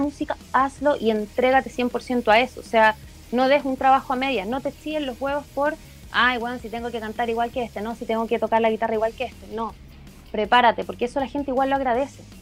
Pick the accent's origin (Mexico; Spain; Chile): Chile; en Chile tenemos mucha música